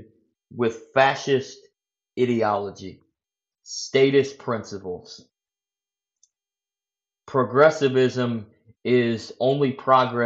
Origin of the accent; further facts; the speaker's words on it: United States; I'm an American, we're in the United States of America